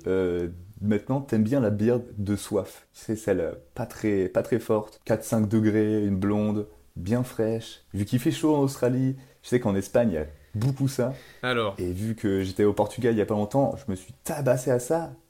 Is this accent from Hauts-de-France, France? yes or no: yes; Lille, Hauts-de-France, France; born or raised there; moved away as an adult; also born or lived in Rennes; now in Toulouse, France